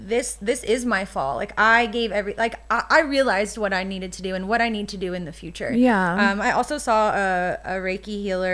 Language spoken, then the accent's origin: English; the South, United States; And I think growing up in the South, you know, 30, like, my mom was like, oh my God, you're almost 30.